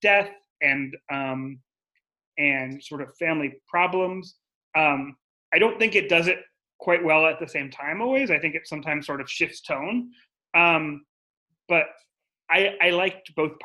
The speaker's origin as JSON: {"language": "English", "town": "San Diego", "region": "California", "country": "United States", "tie": "born or raised there", "said": "I grew up in the frigid hills of San Diego"}